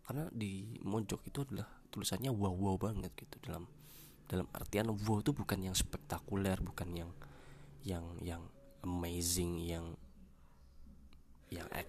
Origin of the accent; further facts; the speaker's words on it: Jember, East Java, Indonesia; karena gue orang Jember gue mengangkat tentang how to speak Pandalungan dialek gitu